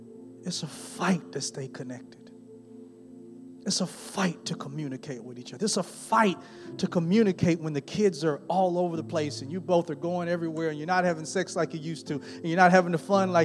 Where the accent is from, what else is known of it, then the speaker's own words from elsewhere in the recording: Newton, Mississippi, United States; I was born and raised in Newton, Mississippi, a little bit small town.